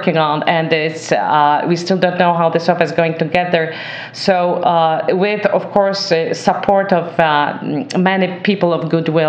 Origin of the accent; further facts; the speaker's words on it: Gdynia, Pomeranian Voivodeship, Poland; now in Canada; the Museum of Immigration in Gdynia, which is my hometown.